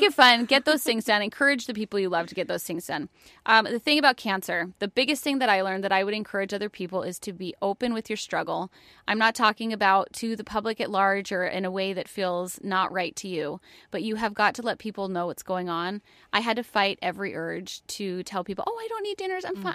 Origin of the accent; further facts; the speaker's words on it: New York, United States; moved away as an adult; also born or lived in Florida; I'm from New York. I was in college in New York